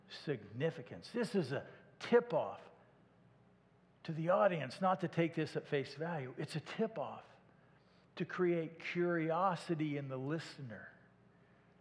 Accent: Iowa, United States; moved away as an adult; also born or lived in Garland, Texas; I was raised in Iowa

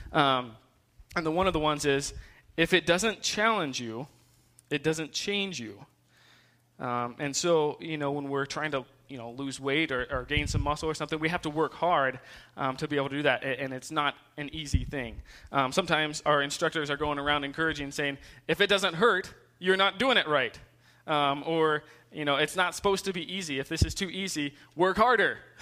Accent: Ohio, United States; also born or lived in South Carolina; I moved when I was two to Ohio, um, and so I spent um, majority of my life there

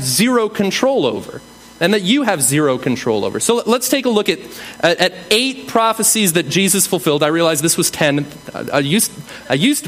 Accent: New England, United States; I'm from New England

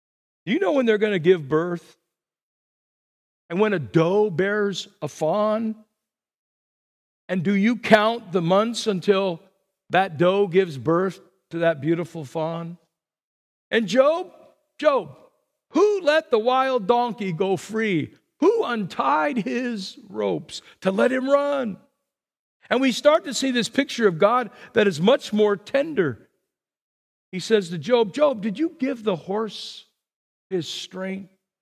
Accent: Burbank, California, United States; I grew up in Burbank, and right around the corner from me was the pigeon man.

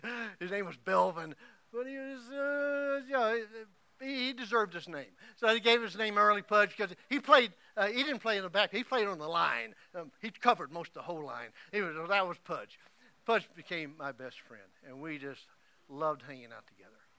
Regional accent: Oklahoma, United States; moved away; every time I go back to Oklahoma and to my hometown

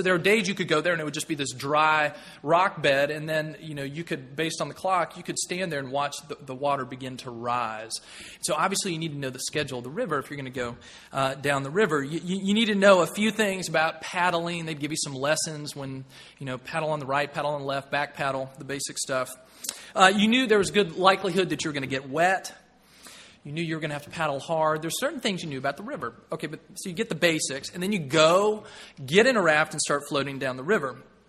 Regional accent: Tennessee, United States; When I was growing up, I grew up in Tennessee

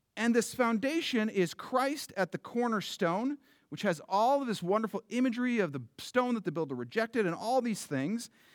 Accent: United States; I love being an American citizen.

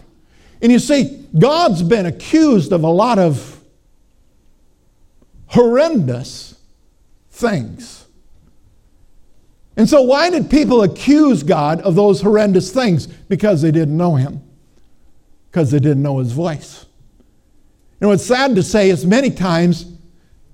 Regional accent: Sioux Valley, Minnesota, United States; also born or lived in Jefferson; I grew up in Sioux Valley, Minnesota.

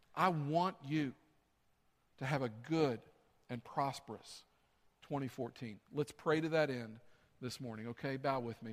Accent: the South, United States; I grew up in the South. That's what we said, y'all come

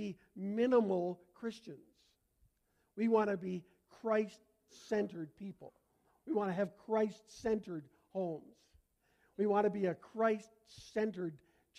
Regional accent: Canada; accent: Canadian; moved away; my Canadian accent

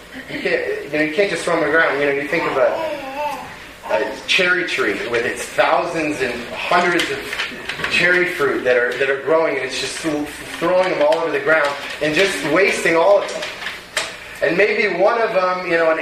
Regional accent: Bellevue, Washington, United States; We grew up in Bellevue.

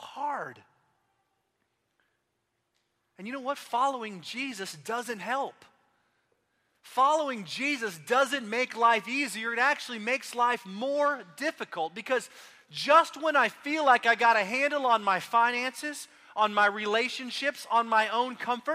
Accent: Austin, Texas, United States; now in Oklahoma City, United States; I grew up in Austin

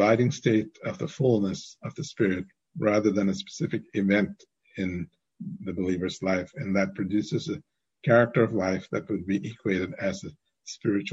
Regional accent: India; growing up in India

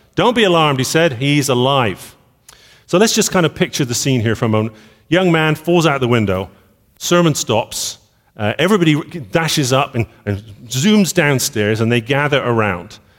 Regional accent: Bristol, South West England, United Kingdom; I was born in Bristol

